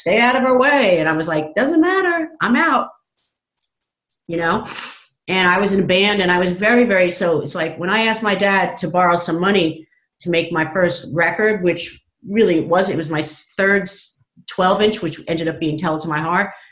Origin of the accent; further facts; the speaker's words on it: Long Island, New York, United States; I grew up on Long Island